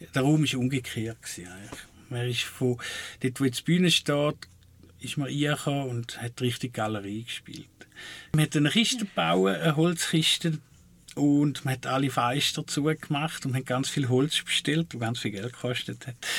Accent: Switzerland; wo ich herkomme, Waldling

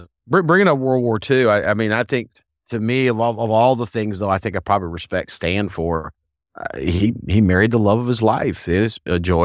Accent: the South, United States; as a Southerner

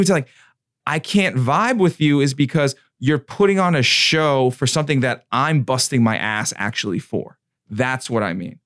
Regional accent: New York, United States; I'm from New York and then, uh, Michael Murphy, he was from, he was from Patchogue. That was, like, a town over for me

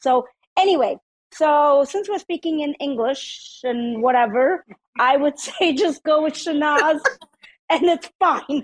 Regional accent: South India, India; now in United States; I was born in India. So in India, in South India, they call me …

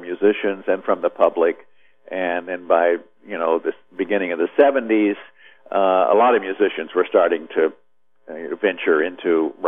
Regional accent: Midwest, United States; moved away; also born or lived in Nashville; I grew up in the Midwest

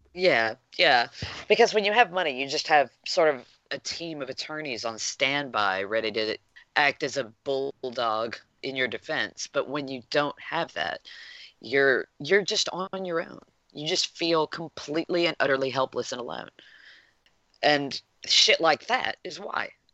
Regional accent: United States; as an American

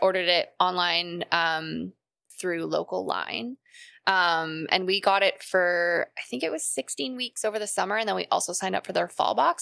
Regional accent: Calgary, Alberta, Canada; moved away; I'm from Calgary originally

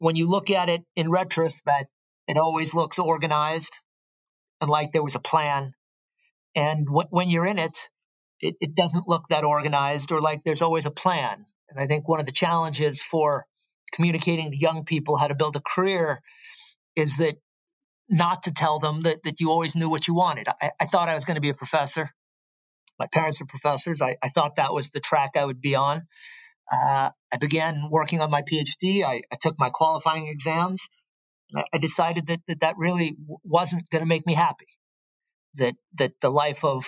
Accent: Stanford, California, United States; I was born and raised on the Stanford campus.

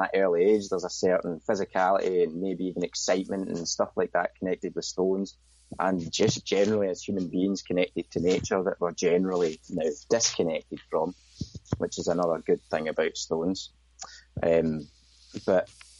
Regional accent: Scotland, United Kingdom; I'm from Scotland, so Highland Games were a regular thing. In fact, in my hometown, we had the Kill Highland Gathering

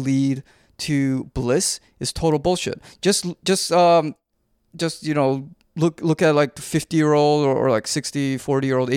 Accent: Canada; we grew up in Canada

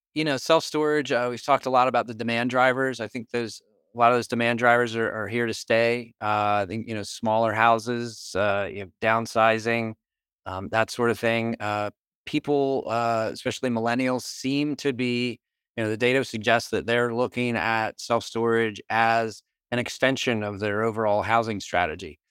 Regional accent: Northeast, United States; I'm from the Northeast.

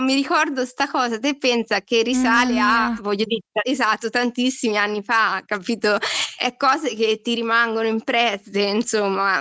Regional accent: Marche, Italy; now in Milan, Italy; vengo, abito a Milano, vengo dalle Marche

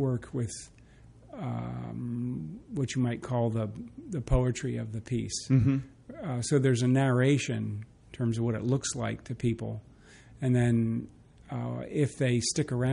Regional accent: New Jersey, United States; moved away as an adult; also born or lived in Kentucky; now in Richmond, United States; I grew up in New Jersey, outside of New York

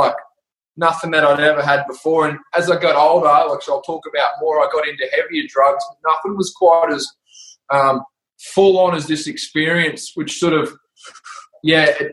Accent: Brisbane, Queensland, Australia; I grew up in Brisbane, Strathpine, Bray Park

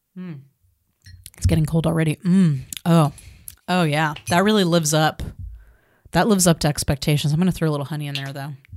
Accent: United States; as a American woman living in America

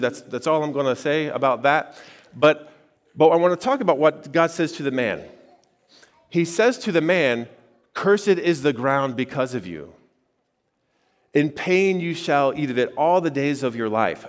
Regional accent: Xenia, Ohio, United States; I grew up in Greene County and, uh, you know, near Xenia

